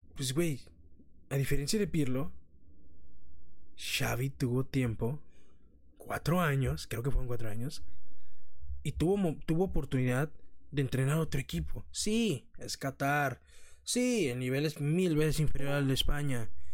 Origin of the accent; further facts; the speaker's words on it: Mexico; somos mexicanos